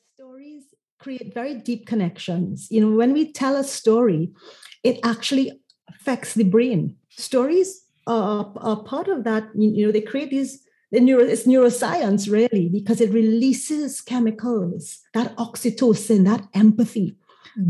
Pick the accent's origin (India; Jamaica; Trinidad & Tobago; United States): Trinidad & Tobago; moved away as an adult; now in Curaçao; I'm originally from Trinidad and Tobago.